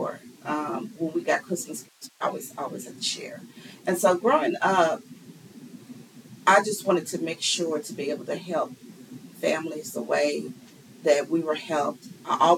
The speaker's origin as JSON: {"language": "English", "town": "Louisville", "region": "Kentucky", "country": "United States", "tie": "born or raised there", "also_born_or_lived": "Hempstead, New York", "said": "I was born in Hempstead, New York. But at age 2, my mom and our family moved here to Louisville, Kentucky. So, yes, I am a Louisville native"}